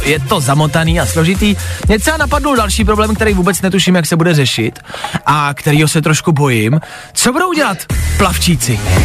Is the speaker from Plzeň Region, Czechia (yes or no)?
yes; Plzeň, Plzeň Region, Czechia; já jsem z Plzně